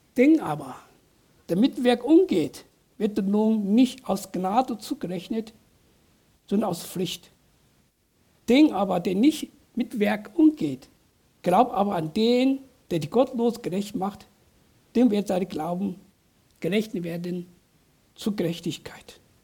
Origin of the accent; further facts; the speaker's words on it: southern China, China; German is a second language; now in Germany; Ich bin auf einem kleinen Dorf in Südchina groß geworden